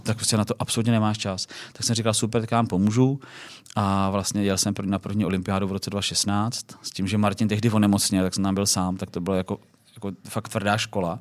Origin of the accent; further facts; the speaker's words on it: Plzeň, Plzeň Region, Czechia; jsem z Plzně, z západu Čech